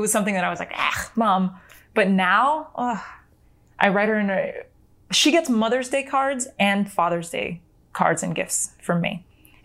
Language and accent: English; United States; first language Spanish; English is a second language; we were born and raised in America